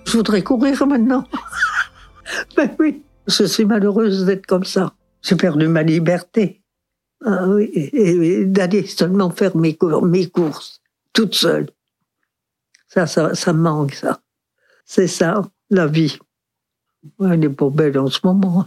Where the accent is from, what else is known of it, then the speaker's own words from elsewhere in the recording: Dinard, Brittany, France; je suis né à Dinard.